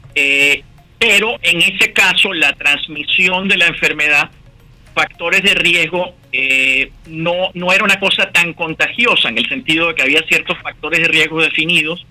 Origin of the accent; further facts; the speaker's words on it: Barranquilla, Atlántico, Colombia; moved away as an adult; also born or lived in Bogotá, Colombia / Boston, United States; now in Pittsburgh, United States; soy de Barranquilla, como tú mencionaste, estudié en la Universidad Javeriana en Bogotá y me vine para Estados Unidos en el, año 89